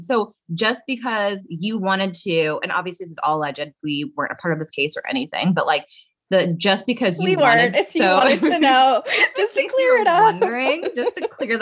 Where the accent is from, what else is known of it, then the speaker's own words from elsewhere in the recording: Bay Area, California, United States; I'm not from Modesto. I'm from the Bay Area